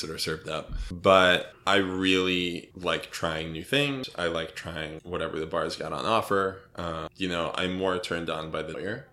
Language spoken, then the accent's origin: English; suburban New Jersey, United States; moved away as an adult; also born or lived in Michigan / New York; I was born in Michigan. Uh, I grew up in suburban New Jersey um, and went to school in New York uh, when I was 18 and lived there for 10 years